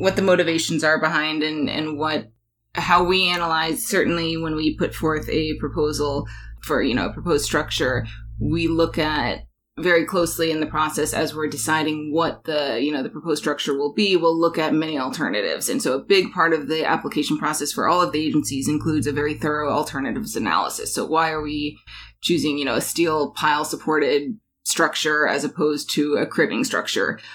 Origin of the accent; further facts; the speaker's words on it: Alaska, United States; moved away; also born or lived in New York; I'm born and raised in Alaska